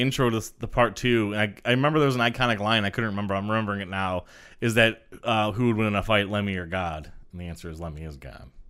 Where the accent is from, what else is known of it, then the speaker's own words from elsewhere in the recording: Detroit, Michigan, United States; I know growing up in Detroit